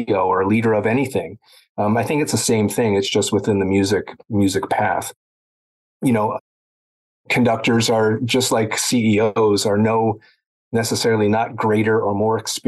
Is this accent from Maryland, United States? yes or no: yes; Baltimore, Maryland, United States; I grew up in Baltimore